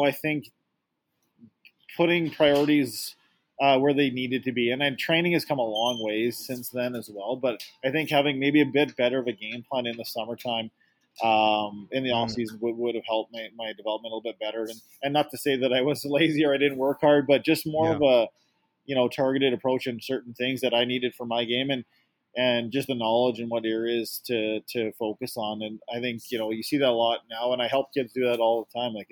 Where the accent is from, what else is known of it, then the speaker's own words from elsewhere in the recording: Sherwood Park, Alberta, Canada; also born or lived in Portland; I grew up in Sherwood Park, Alberta here, and that's where I played my minor hockey